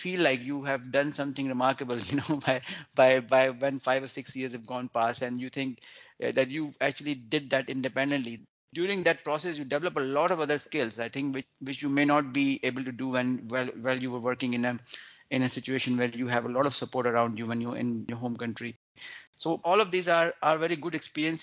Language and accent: English; Pakistan; moved away as an adult; now in United Kingdom; I am from Pakistan, and while working in Pakistan